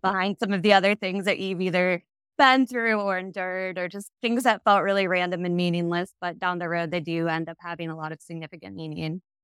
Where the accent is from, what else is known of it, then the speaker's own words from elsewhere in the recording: Ohio, United States; moved away as an adult; also born or lived in Chicago, Illinois; now in Seattle, United States; I am from the Midwest. I, I grew up in the Ohio area, but I went to school in Chicago and stayed for the first eight-ish years of my career